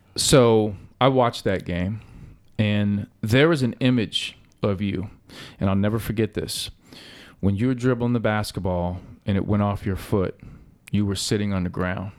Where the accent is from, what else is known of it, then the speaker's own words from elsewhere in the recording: Cincinnati, Ohio, United States; when I was growing up, I grew up playing on Reading Road